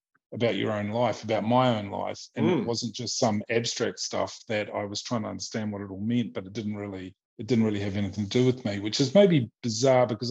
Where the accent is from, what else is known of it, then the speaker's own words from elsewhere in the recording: New Zealand; moved away as an adult; also born or lived in Australia; now in Vienna, Austria; I come from New Zealand, which is like, at least when I grew up in the 80s and the early 90s, it was like, there was nothing there